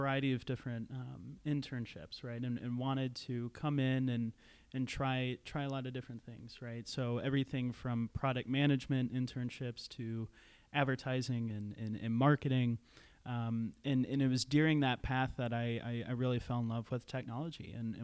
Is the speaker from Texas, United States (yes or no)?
no; St. Paul, Minnesota, United States; moved away as an adult; also born or lived in Iowa / Salt Lake City, Utah / Seattle; a kid from the Twin Cities, born and raised in St. Paul